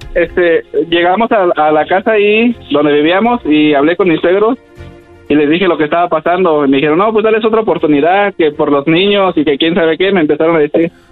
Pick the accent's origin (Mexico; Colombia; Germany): Mexico; Michoacán; yo soy de, bueno, somos de ahí de Michoacán